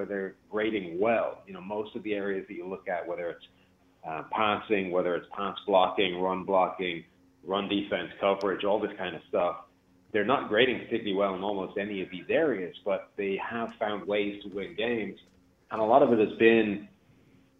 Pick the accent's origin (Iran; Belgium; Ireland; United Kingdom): Ireland; also born or lived in Rochester; now in Cincinnati, United States; I'm Irish